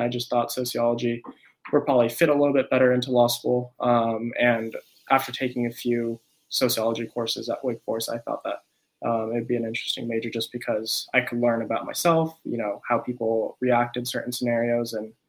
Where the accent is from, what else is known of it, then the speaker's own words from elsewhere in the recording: San Jose, California, United States; also born or lived in Japan / Hawaii; So I was born in Japan. But when I was 2 years old, I moved to Hawaii. Then when I was 6 years old, I moved to San Jose, California.